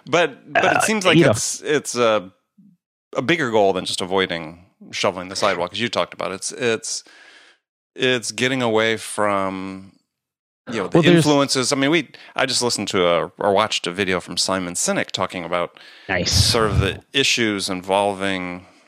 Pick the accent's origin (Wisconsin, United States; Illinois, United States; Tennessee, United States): Wisconsin, United States; I think it's Midwestern Protestant work ethic. I grew up in Wisconsin.